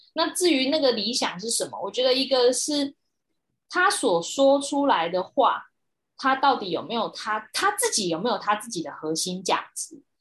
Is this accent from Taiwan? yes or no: yes; Taiwan; 我认为我是一个台湾人